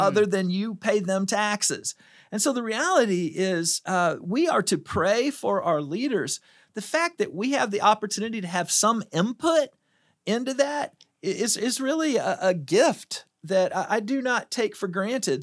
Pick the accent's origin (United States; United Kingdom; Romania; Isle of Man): United States; I'm an American